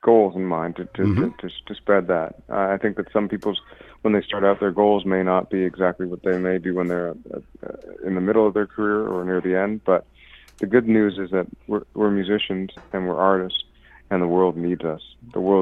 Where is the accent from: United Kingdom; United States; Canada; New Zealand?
Canada; Toronto, Ontario; I'm from Toronto, Canada